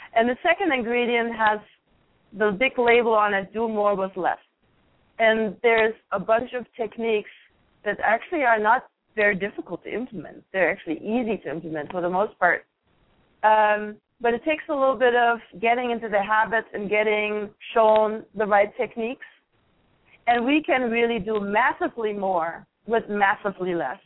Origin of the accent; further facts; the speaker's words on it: Germany; moved away; I grew up in Germany